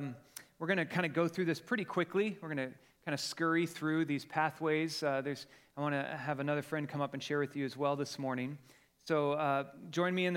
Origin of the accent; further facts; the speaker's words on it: Colorado, United States; moved away; we're from Colorado